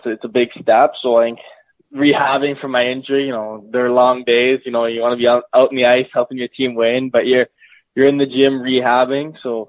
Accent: Langley, British Columbia, Canada; Langley, BC.

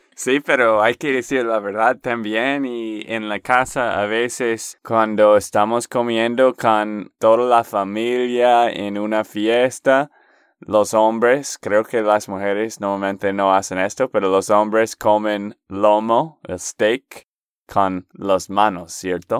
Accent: Texas, United States; de Texas, Estados Unidos

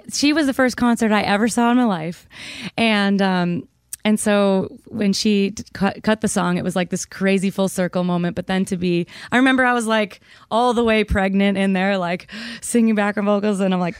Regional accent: Minnesota, United States; and I'm from Minnesota, so it's my home stadium.

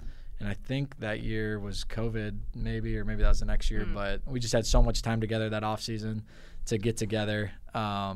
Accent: Barrington, Illinois, United States; moved away; I'm from Illinois

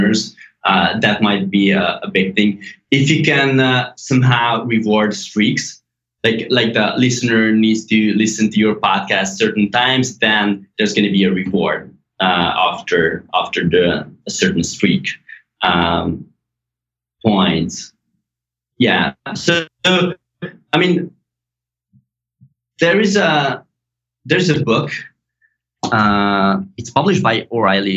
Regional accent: Hungary; English is a second language; So I was born and raised in Hungary.

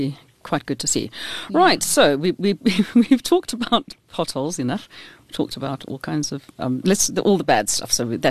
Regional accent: Portsmouth, South East England, United Kingdom; my hometown.

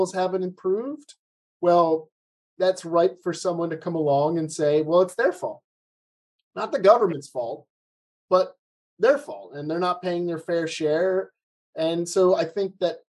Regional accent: United States; my home country of the United States

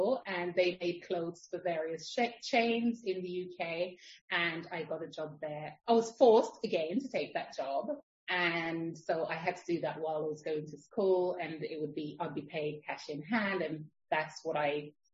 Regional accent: Jamaica; also born or lived in London; now in Spain; I was born in Jamaica. I migrated to London to live with a family member. And then from there, I met my husband, who's Spanish, and now I'm living in Spain.

